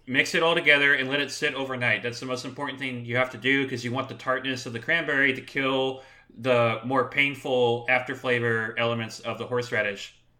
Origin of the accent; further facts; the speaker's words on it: Southern California, United States; I grew up in Southern California